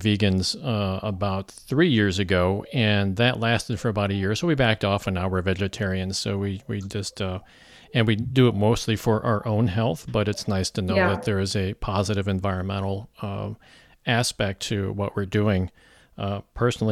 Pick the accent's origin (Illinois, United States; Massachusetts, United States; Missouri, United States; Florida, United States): Missouri, United States; moved away; also born or lived in California; I moved into Missouri from California after living out there for almost 30 years. Originally from Missouri, now I'm back